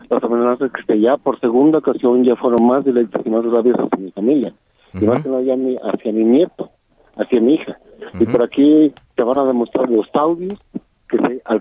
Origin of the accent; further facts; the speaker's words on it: Calvillo, Aguascalientes, Mexico; also born or lived in State of Mexico; Yo soy indígena mazahua del Estado de México. Ajá. Yo nací en, México. Mi madre es indígena, mi padre es de Jocaliente, Calvillo. Ahí, ahí, eh, por eso yo desde muy chico tuve que radicar al municipio de Calvillo.